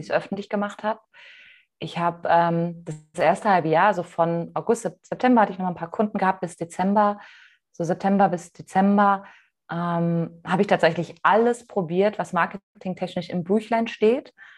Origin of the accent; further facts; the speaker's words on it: Mainz, Rhineland-Palatinate, Germany; ich komme aus Mainz ursprünglich